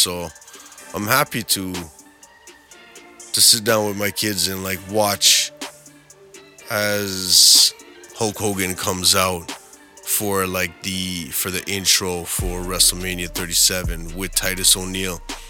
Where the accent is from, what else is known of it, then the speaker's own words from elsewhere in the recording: Edmonton, Alberta, Canada; Growing up in Edmonton, of course, we had the Calgary Stampede right there.